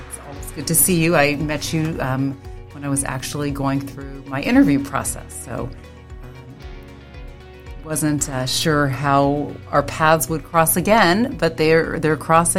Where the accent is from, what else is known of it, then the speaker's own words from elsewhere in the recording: Los Angeles, California, United States; moved away as an adult; now in Sacramento, United States; I was born and raised in Los Angeles and attended an all-girl high school.